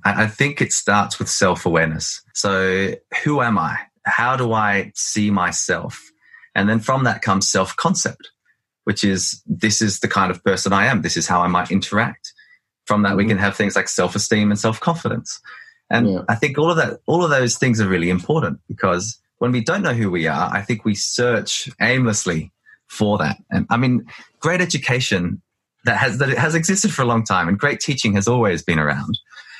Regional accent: Australia; I mean, I'm an Australian, but I'm also of Greek ancestry. I'm also of Welsh ancestry. I'm also multilingual.

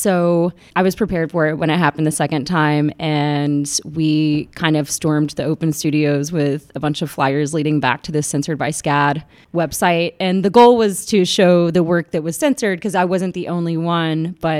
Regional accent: Atlanta, Georgia, United States; born there; Yeah, I was born in Atlanta, but my entire family, for the most part, is from.

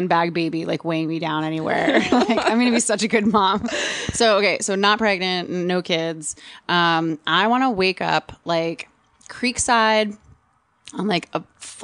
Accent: New Jersey, United States; I'm an Italian from Jersey

